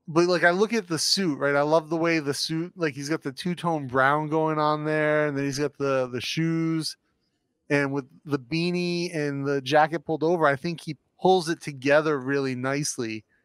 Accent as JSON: {"language": "English", "region": "Northeast", "country": "United States", "tie": "born or raised there", "moved": "yes", "said": "I grew up in the Northeast, right? So. Not a very military-centric part of the country."}